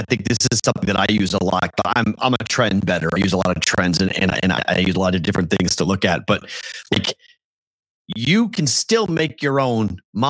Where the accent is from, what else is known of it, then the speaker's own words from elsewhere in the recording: Andover, Massachusetts, United States; I'm from Andover, Mass.